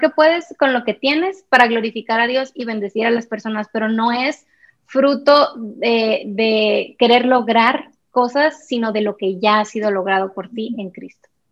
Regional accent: Sonora, Mexico; moved away as an adult; now in Guatemala City, Guatemala; Soy mexicana, sonorense, pero vivo hace tres años y medio en Guatemala, en la ciudad de Guatemala

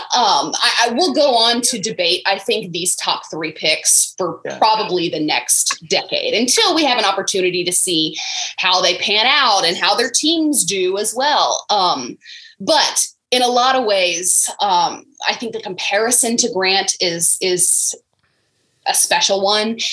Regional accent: Florida, United States; moved away; I am from Florida, but I am a Florida State fan.

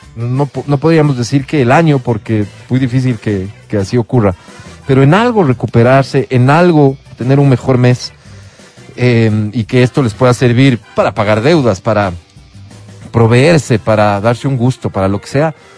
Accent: Ecuador; para mí como ecuatoriano

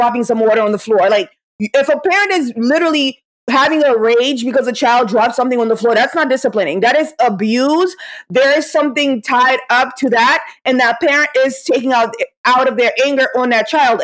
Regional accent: Haiti; moved away; I was growing up in Haiti

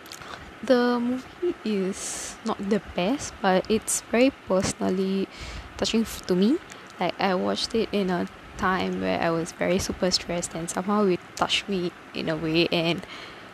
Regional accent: Tamil Nadu, India; I'm a Tamilian. I'm from Tamil Nadu

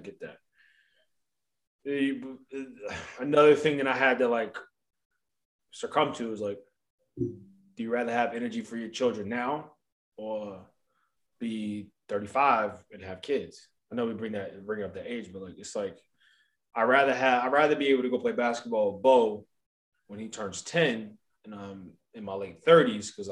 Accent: Columbia, Maryland, United States; moved away; also born or lived in Baltimore, Maryland; when I was back home and I was working in Baltimore, living in Columbia

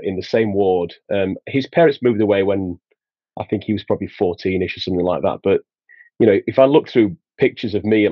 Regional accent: Sheffield, Yorkshire and the Humber, United Kingdom; also born or lived in Huddersfield; I'm about an hour away from where I grew up in Sheffield.

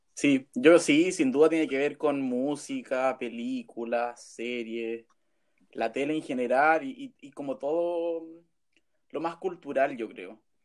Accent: Pomaire, Santiago Metropolitan Region, Chile; moved away as an adult; now in Santiago, Chile; soy de Pomaire, pero vivo hace cuatro años, los mismos cuatro años que estudio en Santiago.

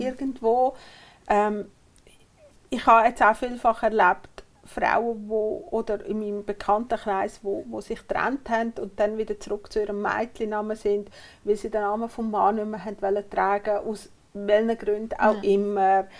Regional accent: Uri, Switzerland; Ich bin im Kanton Uri aufgewachsen

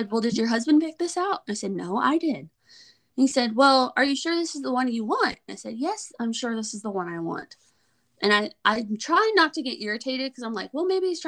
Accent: Colorado, United States; moved away as an adult; now in Texas, United States; I'm from Colorado. Moved to Texas

